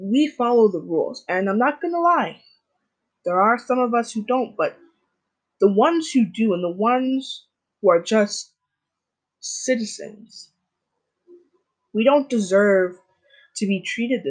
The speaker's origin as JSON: {"language": "English", "country": "Jamaica", "said": "I am Black, I'm Jamaican"}